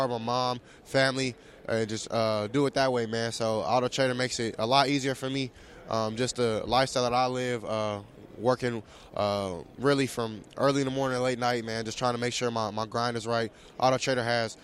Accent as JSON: {"language": "English", "region": "Southern California", "country": "United States", "said": "I'm from Southern California, so we're not too used to it"}